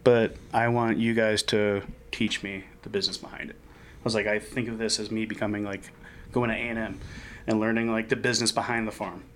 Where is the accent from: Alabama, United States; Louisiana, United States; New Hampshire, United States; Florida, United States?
Florida, United States; Miami; moved away as an adult; now in Denver, United States; I am born and raised in Miami. Came out here in uh, November 2017.